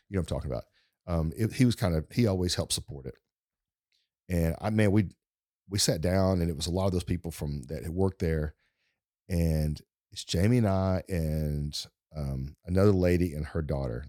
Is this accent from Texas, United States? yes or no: yes; East Texas, United States; accent: East Texas Deep Woods accent; I'm from East Texas and I'm not from fancy big, big places